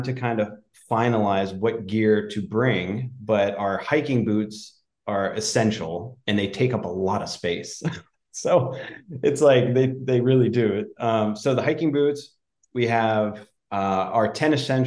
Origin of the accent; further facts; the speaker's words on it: Pennsylvania, United States; moved away; I grew up in Pennsylvania and I grew up camping and hiking as a kid